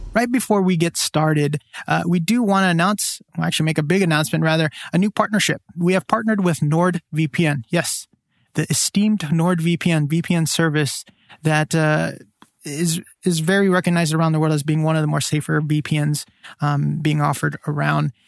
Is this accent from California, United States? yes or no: yes; San Joaquin Valley, California, United States; I grew up in the San Joaquin Valley, which is all mainly flat, which is a valley.